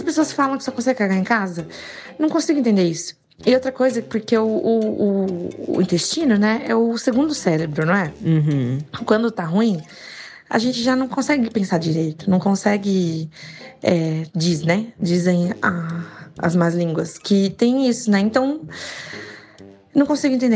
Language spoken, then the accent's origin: Portuguese; São Paulo, Brazil; sou de São Paulo